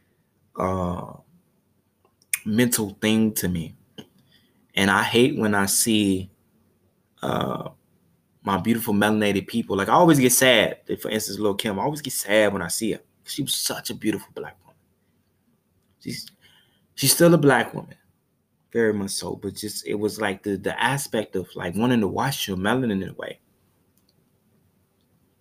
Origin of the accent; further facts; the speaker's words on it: Chicago, Illinois, United States; I'm from Chicago, Chicago, Illinois